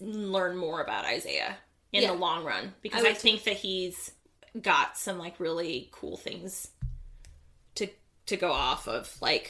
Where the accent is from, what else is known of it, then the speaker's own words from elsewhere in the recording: Midwest, United States; We're from the Midwest